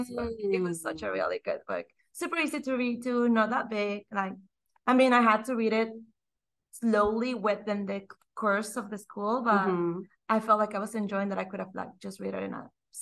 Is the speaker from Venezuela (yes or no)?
no; Mexico; English is a second language; moved away as an adult; now in Austin, United States; born and raised in Mexico